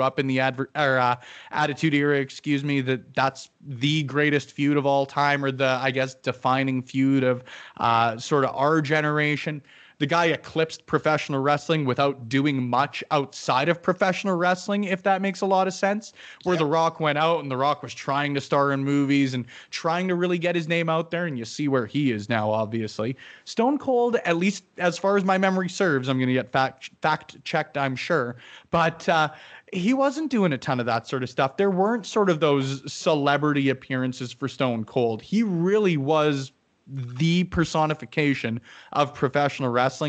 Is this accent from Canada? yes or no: yes; Canada; as a Canadian